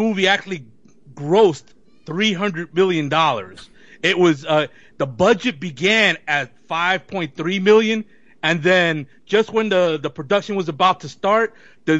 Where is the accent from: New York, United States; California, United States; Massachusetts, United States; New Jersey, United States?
New York, United States; as a New Yorker